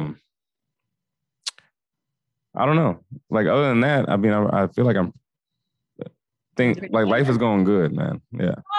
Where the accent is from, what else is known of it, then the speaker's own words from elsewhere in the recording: Minnesota, United States; moved away; I'm from Minnesota